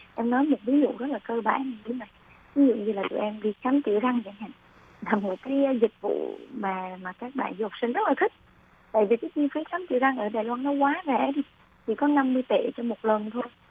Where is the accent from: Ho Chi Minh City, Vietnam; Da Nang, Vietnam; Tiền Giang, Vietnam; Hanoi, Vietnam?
Da Nang, Vietnam; moved away as an adult; now in Hsinchu, Taiwan; Em là người miền Trung đến từ Đà Nẵng